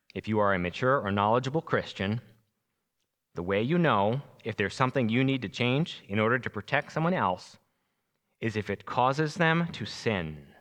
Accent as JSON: {"language": "English", "area": "Long Island", "region": "New York", "country": "United States", "moved": "yes", "said": "I'm originally from New York, Long Island"}